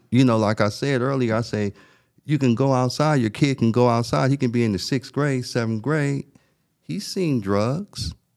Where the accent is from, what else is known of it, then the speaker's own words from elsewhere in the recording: Los Angeles, California, United States; I grew up in South Central Los Angeles